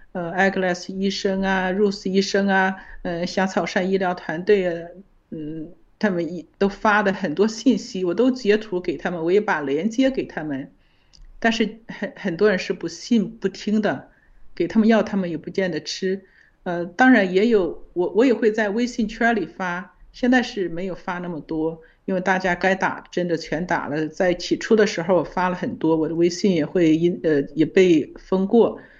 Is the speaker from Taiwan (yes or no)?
no; China; 我们中国人